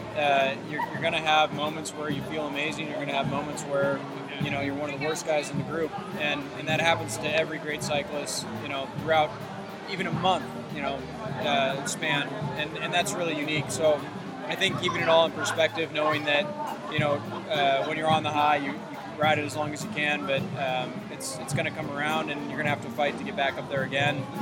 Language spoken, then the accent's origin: English; United States; as an American